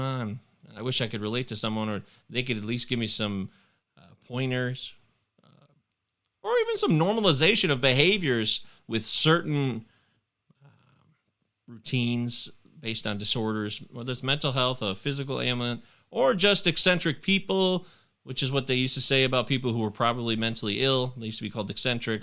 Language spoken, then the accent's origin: English; United States; I'm American